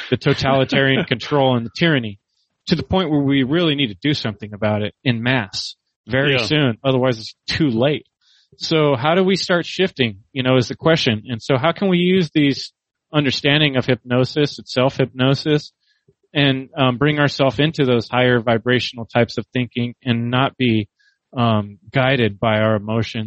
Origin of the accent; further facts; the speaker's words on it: San Jose, California, United States; I grew up in San Jose